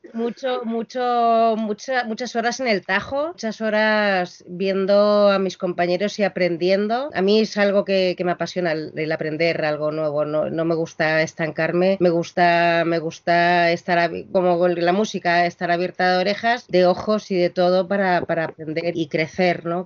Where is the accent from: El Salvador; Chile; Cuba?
Chile; also born or lived in Argentina; now in Madrid, Spain; Yo soy chilena, tenemos mucha mezcla de sangres